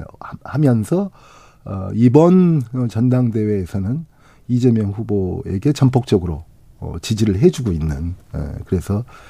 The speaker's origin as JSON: {"language": "Korean", "region": "Honam", "country": "South Korea", "said": "저도 이제 호남 사람이니까."}